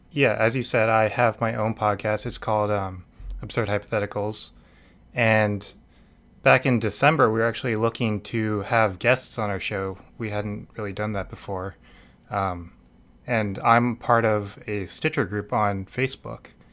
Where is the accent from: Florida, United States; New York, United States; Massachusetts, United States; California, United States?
Massachusetts, United States; Needham; I am from Massachusetts. I'm, I was born in, uh, suburbs of Boston